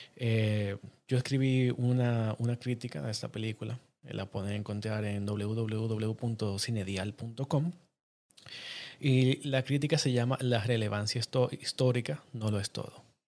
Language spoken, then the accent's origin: Spanish; Dominican Republic; yo soy cineasta dominicano